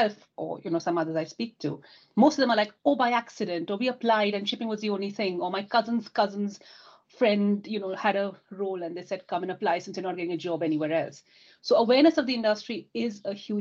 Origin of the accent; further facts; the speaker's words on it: India; now in United Kingdom; Growing up in India, my father's a seafarer, my brother would join the sea, my cousins